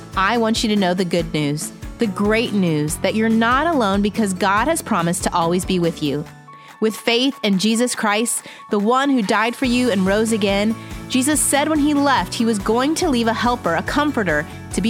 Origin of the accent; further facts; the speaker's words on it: Indianapolis, Indiana, United States; That's my hometown